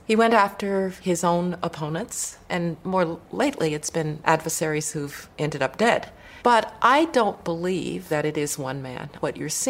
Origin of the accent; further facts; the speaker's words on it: Birmingham, Alabama, United States; people like me, little girls growing up in Birmingham, Alabama